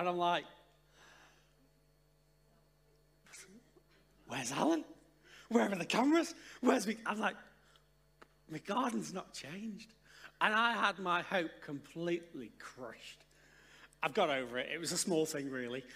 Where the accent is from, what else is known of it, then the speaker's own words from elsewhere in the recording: Stoke-on-Trent, West Midlands, United Kingdom; moved away; We're originally from Stoke-on-Trent